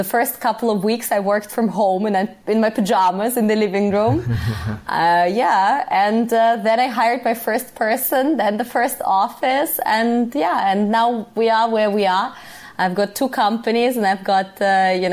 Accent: Russian Far East, Russia; moved away; I was actually born in Russia, in the Far East.

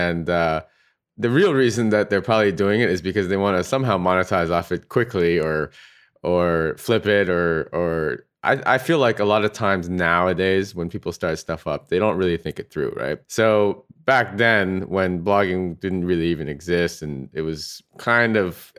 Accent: Walnut Creek, California, United States; And I was originally from the Bay Area as well.

